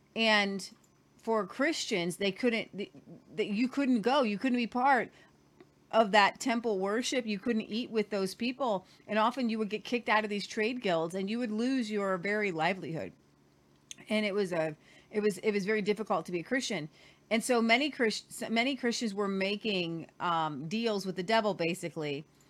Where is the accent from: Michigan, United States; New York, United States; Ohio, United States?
Ohio, United States; moved away as an adult; now in Oklahoma, United States; I'm from Ohio